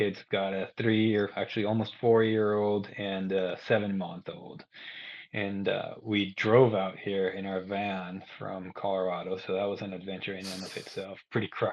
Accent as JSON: {"language": "English", "country": "Guatemala", "tie": "born or raised there", "also_born_or_lived": "Arkansas / North Carolina / Australia / Ecuador", "moved": "as an adult", "said": "I'm originally from Guatemala. I grew up there. I was born and raised there"}